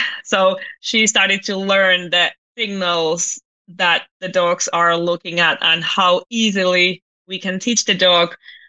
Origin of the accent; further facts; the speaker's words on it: Finland; English is a second language; I'm originally from Finland, but I've been very international my whole life. So of course I'm Finnish.